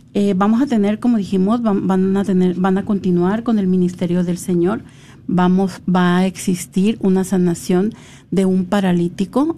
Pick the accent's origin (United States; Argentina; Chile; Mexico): Mexico; los que somos de México